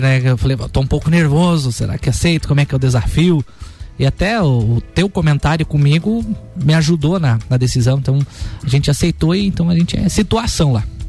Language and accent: Portuguese; Otacílio Costa, Santa Catarina, Brazil; Eu nasci e fui criado lá em Otacílio Costa